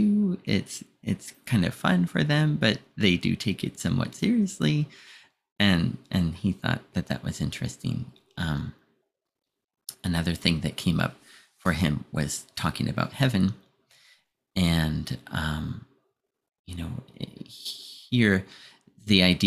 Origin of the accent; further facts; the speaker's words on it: United States; being American